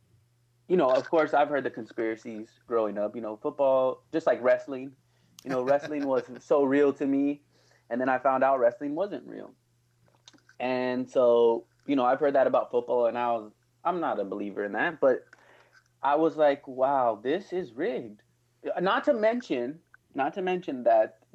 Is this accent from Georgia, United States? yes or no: no; Albuquerque, New Mexico, United States; growing up in New Mexico, I'm from Albuquerque, New Mexico